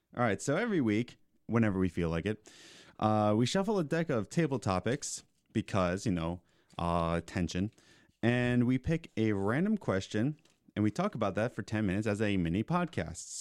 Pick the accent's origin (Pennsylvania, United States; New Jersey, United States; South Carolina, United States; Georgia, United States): Pennsylvania, United States; Philadelphia; moved away as an adult; also born or lived in Lancaster; I grew up in Philly